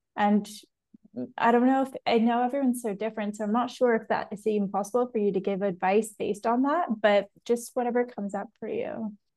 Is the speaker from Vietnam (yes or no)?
no; Canada; I'm Canadian, so I grew up very much in the same that same kind of culture.